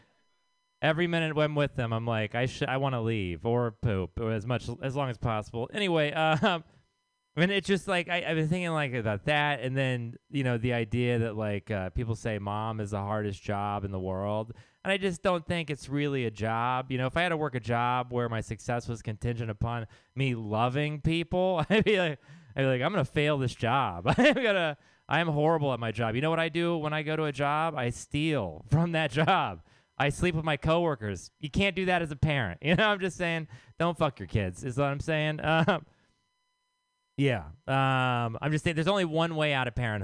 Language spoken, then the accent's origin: English; Texas, United States; now in San Francisco, United States; I am from Texas.